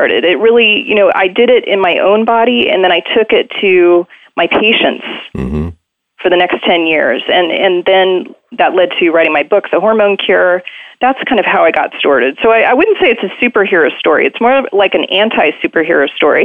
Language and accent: English; Maryland, United States; I was raised in Maryland, suburban Maryland